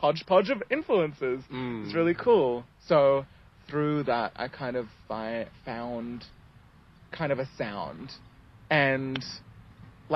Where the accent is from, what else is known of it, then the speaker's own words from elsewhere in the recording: Ethiopia; moved away; also born or lived in England; So I was born in England. Mm-hmm. And then we moved to Ethiopia like when I was pretty much starting kindergarten.